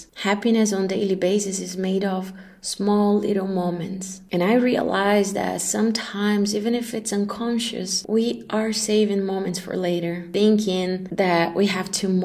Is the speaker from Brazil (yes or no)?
yes; Brazil; moved away as an adult; also born or lived in Dubai, United Arab Emirates / Kuala Lumpur, Malaysia; I'm Brazilian and I left Brazil almost a decade ago